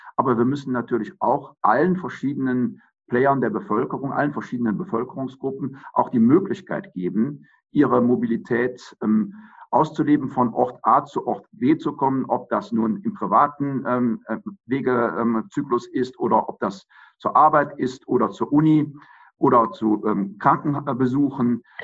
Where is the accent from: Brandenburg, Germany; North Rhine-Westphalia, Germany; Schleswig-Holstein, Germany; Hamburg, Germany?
North Rhine-Westphalia, Germany; Aachen; also born or lived in Regensburg; Aachen geboren, habe, muss ich zu meiner Schande gestehen, nicht an der RWTH oder in Aachen studiert, sondern da ich Jurist bin, Jura studiert in Regensburg, an der Universität Regensburg und ähm, bin dann Anfang der 90er Jahre wieder in meine Heimatstadt zurückgekehrt